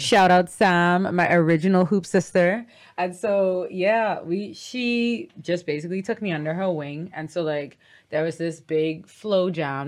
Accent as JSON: {"language": "English", "country": "Bahamas", "said": "Ain't nothing like my sweet Bahama land"}